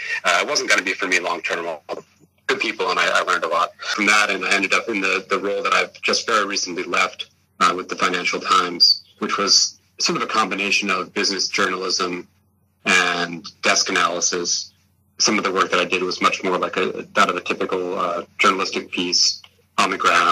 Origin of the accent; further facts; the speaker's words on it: Vermont, United States; moved away as an adult; now in Thailand; I'm from the U.S., I should back up and start with. I grew up in Vermont in the Northeast, for anyone who doesn't know it.